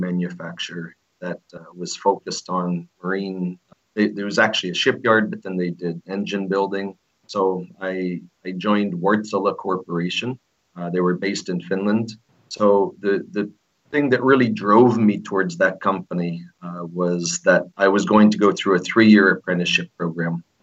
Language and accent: English; Pennsylvania, United States; moved away as an adult; also born or lived in Altoona, Pennsylvania; now in Philippines; I was born and raised in Pennsylvania, uh, Lehigh Valley area, uh, eastern Pennsylvania. Uh, then we moved out closer to Pittsburgh, middle of the state, Altoona